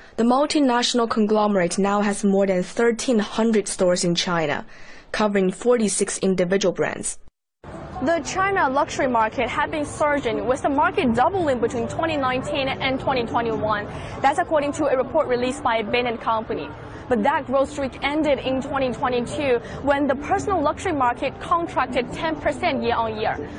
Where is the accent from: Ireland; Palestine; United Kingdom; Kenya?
Palestine; Gaza Strip; born or raised there; moved away as an adult